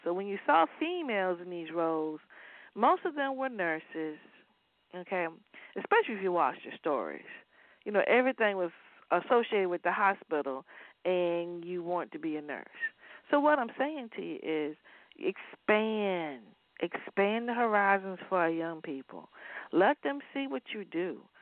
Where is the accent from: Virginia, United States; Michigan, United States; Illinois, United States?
Virginia, United States; Waverly; moved away; I'm from Waverly, Virginia